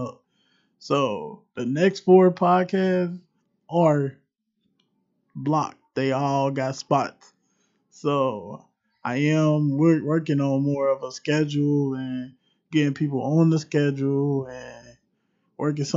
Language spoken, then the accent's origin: English; Cincinnati, Ohio, United States; I am straight from Cincinnati, straight from the city.